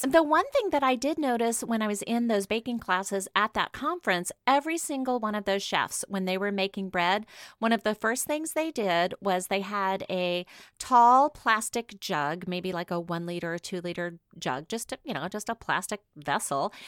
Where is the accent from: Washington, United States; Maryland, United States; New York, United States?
Washington, United States; I'm from Washington State